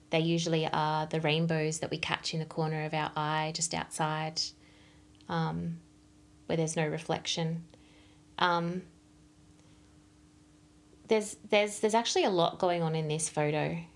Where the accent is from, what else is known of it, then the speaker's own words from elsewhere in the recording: Melbourne, Victoria, Australia; I'm from Melbourne.